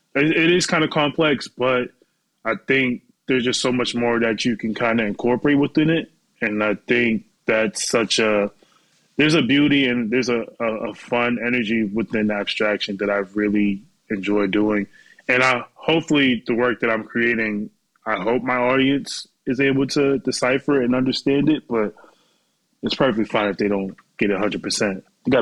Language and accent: English; Boston, Massachusetts, United States; now in New York, United States; And I went to school in Worcester, Massachusetts, because I'm from Boston.